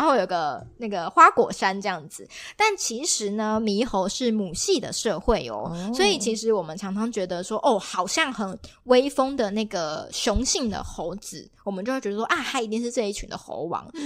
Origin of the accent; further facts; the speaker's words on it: Kaohsiung, Taiwan; 因为其实我自己也是高雄人嘛